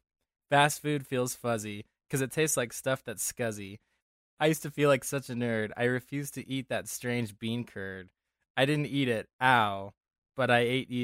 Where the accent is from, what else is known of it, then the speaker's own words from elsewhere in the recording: Denver, Colorado, United States; I grew up in Denver